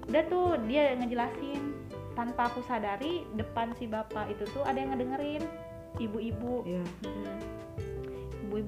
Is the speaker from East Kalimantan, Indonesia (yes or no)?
no; Bogor, West Java, Indonesia; orang Bogor oh dari Bogor katanya